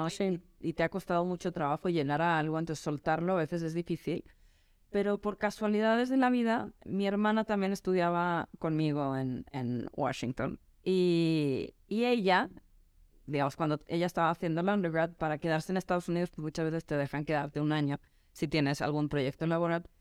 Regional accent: Madrid, Community of Madrid, Spain; Pues yo soy medio sueca, medio noruega, eh, pero gran parte de mi infancia la pasé en Madrid, con quien mis papás ahí residían. Y entonces también soy un poquito española.

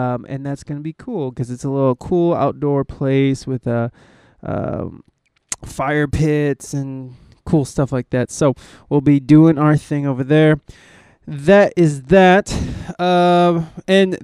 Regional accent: Ohio, United States; also born or lived in Flint, Michigan; now in San Diego, United States; I'm from Ohio

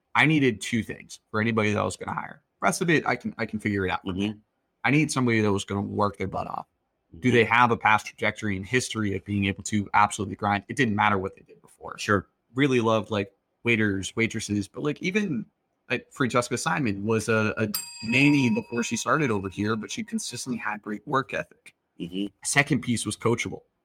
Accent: Boston, Massachusetts, United States; I'm from Boston

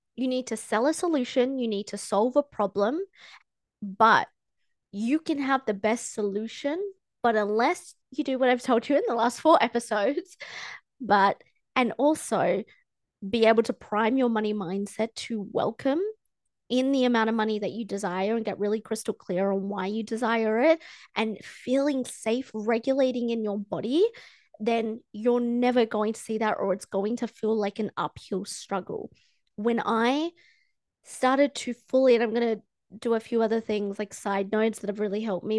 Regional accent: Australia; I'm from Australia

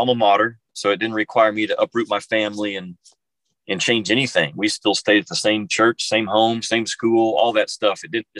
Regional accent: Arkansas, United States; I really chose to go to Arkansas because it's my hometown

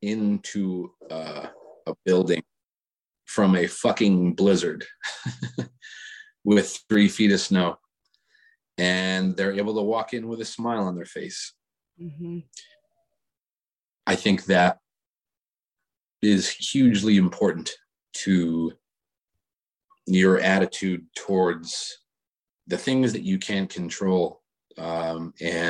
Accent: Buffalo, New York, United States; moved away; also born or lived in Denver / Nashville / North Carolina; growing up in Buffalo

